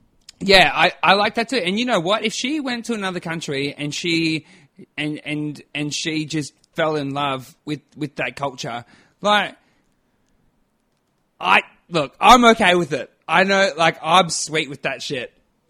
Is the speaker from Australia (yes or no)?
yes; Australia; accent: strong Aussie; I may have been, like, the only Australian in a crew.